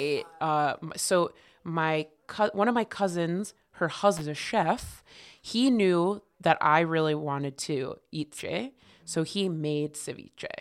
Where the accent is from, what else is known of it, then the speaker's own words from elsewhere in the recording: Connecticut, United States; definitely grew up in Connecticut